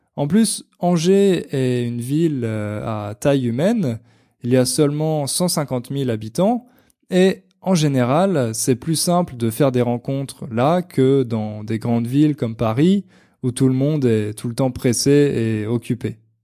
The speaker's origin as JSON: {"language": "French", "country": "Portugal", "second_language": "French", "said": "je viens du Portugal"}